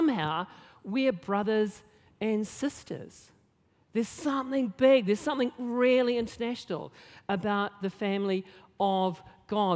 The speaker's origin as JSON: {"language": "English", "region": "Nelson", "country": "New Zealand", "tie": "born or raised there", "said": "I grew up in Nelson, not known really for its diversity"}